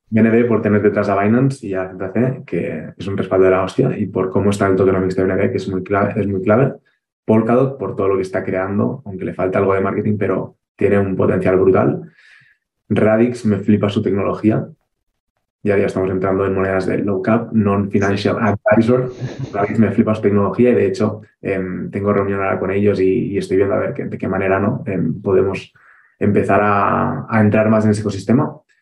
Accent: Barcelona, Catalonia, Spain; moved away as an adult; now in Andorra; los que somos de Barcelona

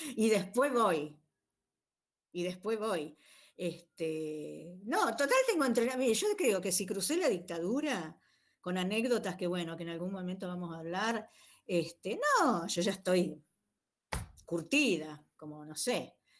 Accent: Rosario, Santa Fe, Argentina; yo iba a la escuelita 147 en Fisherton

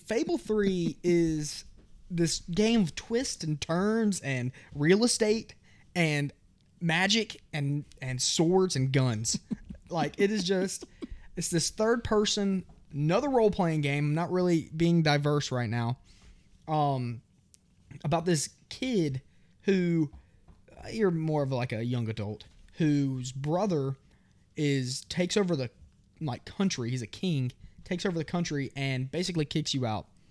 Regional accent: New Orleans, Louisiana, United States; I was born in New Orleans

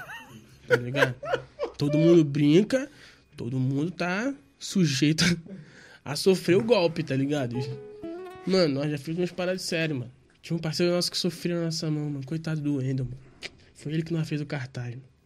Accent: Rio de Janeiro, Brazil; Eu sou do Rio de Janeiro

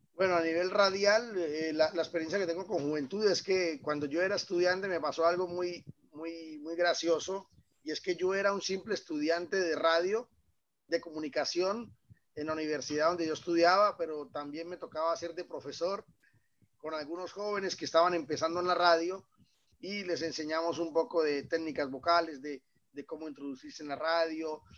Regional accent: Villa del Rosario, Norte de Santander, Colombia; moved away as an adult; also born or lived in Cúcuta, Colombia; now in Belgium; este pequeño pueblo que fue donde yo nací y fue donde, donde, donde hice todo esto

